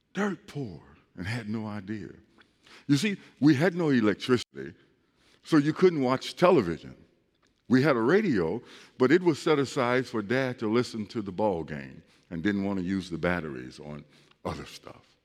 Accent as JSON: {"language": "English", "town": "East St. Louis", "region": "Illinois", "country": "United States", "tie": "born or raised there", "said": "I grew up in East St. Louis"}